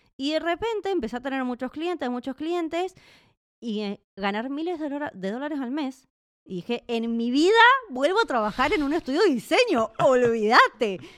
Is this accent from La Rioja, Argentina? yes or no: no; Mendoza, Argentina; moved away as an adult; also born or lived in Buenos Aires; now in Czech Republic; Yo en realidad nací en Buenos Aires y después me mudé a Mendoza